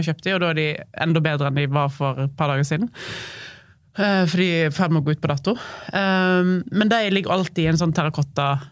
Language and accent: Norwegian; Voss, Vestland, Norway; moved away as an adult; also born or lived in Oslo; now in Høvik, Norway; jeg er fra Voss.